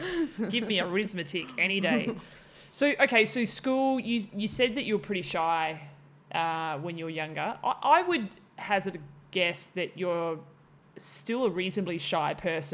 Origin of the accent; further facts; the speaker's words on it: Tasmania, Australia; And then I grew up in Tassie, so that was a different ball game altogether.